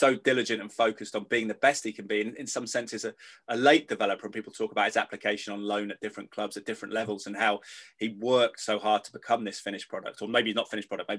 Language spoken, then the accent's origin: English; England, United Kingdom; as an Englishman